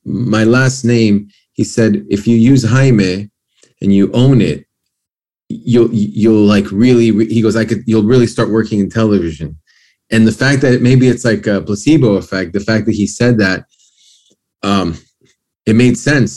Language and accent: English; New York, United States; also born or lived in Lima, Peru / Miami; now in Los Angeles, United States; I was born in Peru and I went to Miami when I was like 2.5, maybe. And then we moved to New York